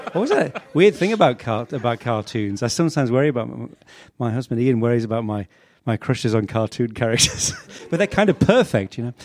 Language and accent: English; Sedgefield, North East England, United Kingdom; I was born in the northeast of England, uh, in Sedgefield